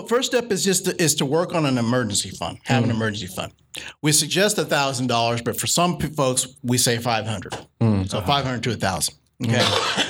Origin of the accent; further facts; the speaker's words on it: New Orleans, Louisiana, United States; I'll just be real with you. I'm from New Orleans. So, New Orleans will always be chocolate.